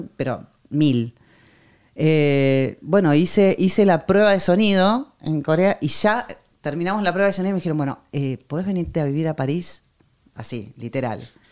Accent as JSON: {"language": "Spanish", "country": "Argentina", "also_born_or_lived": "France", "moved": "yes", "said": "soy una cantante argentina"}